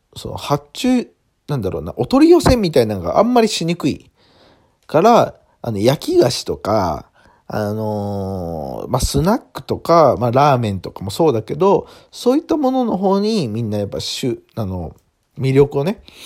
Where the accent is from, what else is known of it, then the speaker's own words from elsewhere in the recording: Awaji Island, Hyogo, Japan; 僕の地元の淡路島で作られてます